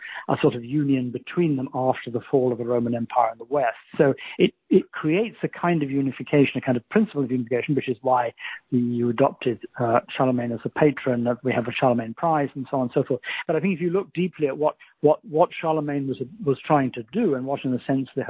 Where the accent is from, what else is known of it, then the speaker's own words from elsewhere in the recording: France; It also has a personal side to it, because I'm from France. I spent a lot of my time in Europe.